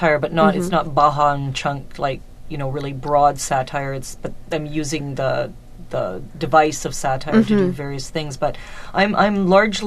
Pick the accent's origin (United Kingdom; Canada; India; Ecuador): Canada; Calgary, Alberta; also born or lived in Ottawa / Toronto; now in Vancouver, Canada; after moving here from Toronto, but via my hometown of Calgary and then via University in Ottawa